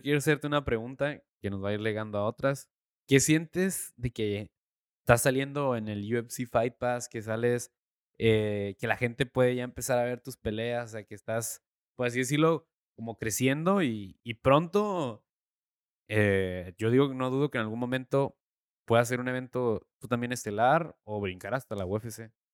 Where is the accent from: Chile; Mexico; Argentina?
Mexico; yo como mexicano